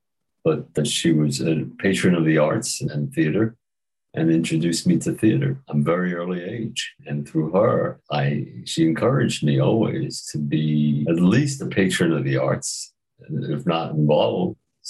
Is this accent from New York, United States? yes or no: yes; New York City, New York, United States; I grew up in the Brownsville section of Brooklyn, New York. Brownsville, Brooklyn.